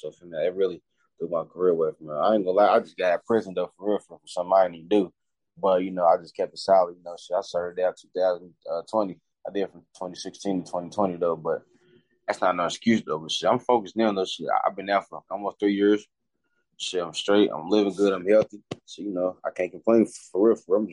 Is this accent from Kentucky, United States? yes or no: yes; Louisville, Kentucky, United States; I'm from Louisville, Kentucky, a neighborhood called Season Greenwood